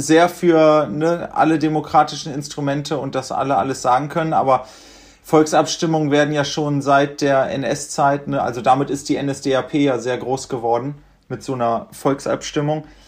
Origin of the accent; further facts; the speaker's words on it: Göttingen, Lower Saxony, Germany; now in Berlin, Germany; wir kommen ja aus Göttingen